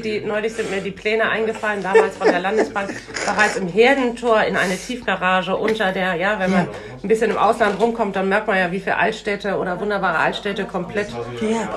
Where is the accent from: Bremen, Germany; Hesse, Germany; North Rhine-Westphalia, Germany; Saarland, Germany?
Bremen, Germany; ich bin ja in, der, in Schwahausen schon groß geworden